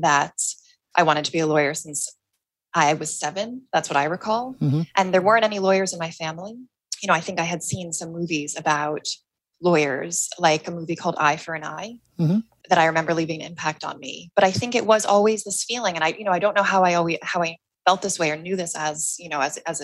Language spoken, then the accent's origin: English; New York, United States; moved away as an adult; now in London, United Kingdom; I grew up in New York